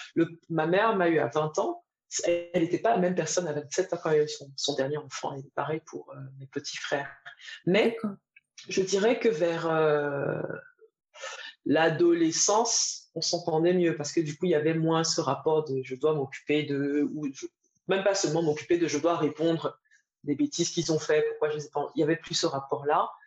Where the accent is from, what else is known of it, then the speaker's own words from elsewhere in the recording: Edéa, Littoral, Cameroon; moved away; also born or lived in Côte d'Ivoire / Paris, France / Singapore; j'ai grandi à Edea, au Cameroun, entre une petite ville industrielle, entre Douala et Yaoundé.